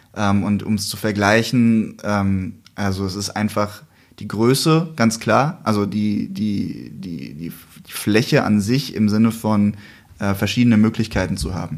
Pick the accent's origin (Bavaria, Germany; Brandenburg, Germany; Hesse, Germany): Hesse, Germany; Wiesbaden; Da kam ich in meiner Heimatstadt